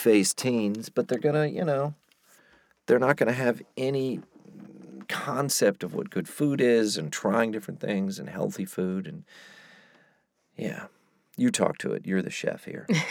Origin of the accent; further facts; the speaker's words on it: the South, United States; moved away; I'm from the South